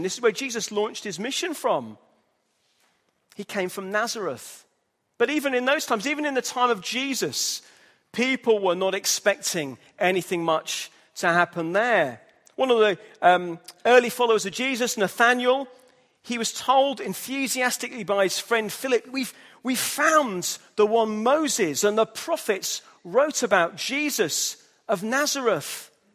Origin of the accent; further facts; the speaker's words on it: Hull, Yorkshire and the Humber, United Kingdom; moved away; I'm from Hull, in the north of England